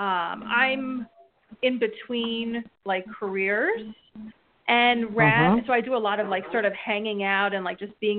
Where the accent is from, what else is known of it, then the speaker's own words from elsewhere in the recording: New Jersey, United States; I'm from New Jersey.